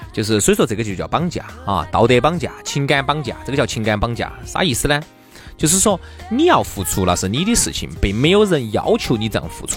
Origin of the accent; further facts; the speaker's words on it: China; 我们中国人